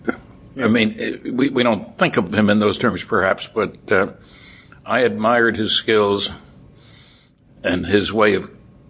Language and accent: English; Linden, New Jersey, United States; I grew up in Linden, New Jersey, 18 miles from New York City.